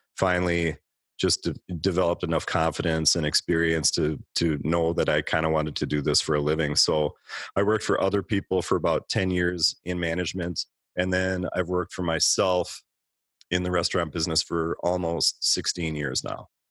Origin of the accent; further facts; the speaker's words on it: Minneapolis–Saint Paul, Minnesota, United States; I grew up in the Twin Cities